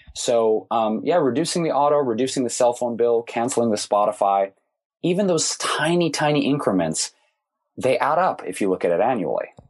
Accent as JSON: {"language": "English", "town": "Detroit", "region": "Michigan", "country": "United States", "tie": "born or raised there", "said": "Growing up in Detroit, most everybody worked for one of the big three automakers"}